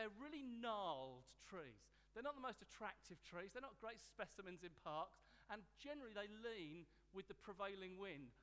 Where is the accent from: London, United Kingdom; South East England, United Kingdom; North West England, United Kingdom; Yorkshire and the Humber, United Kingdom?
South East England, United Kingdom; Hastings; In my hometown, Hastings